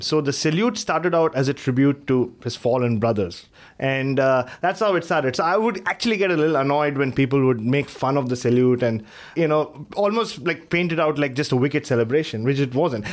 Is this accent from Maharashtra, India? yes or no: yes; Mumbai, Maharashtra, India; growing up in Bombay